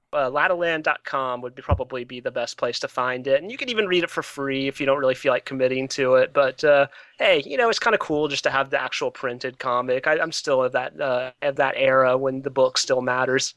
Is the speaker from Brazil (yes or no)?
no; Atlanta, Georgia, United States; now in Baltimore, United States; I grew up in Atlanta. So, um, I went to public school in Atlanta